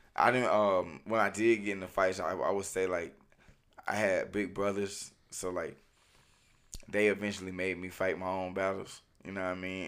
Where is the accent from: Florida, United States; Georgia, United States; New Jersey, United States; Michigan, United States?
Georgia, United States; Hephzibah; I'm from Hepsba